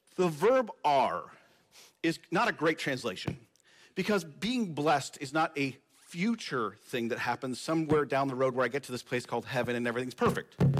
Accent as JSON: {"language": "English", "country": "United States", "said": "my identity as American"}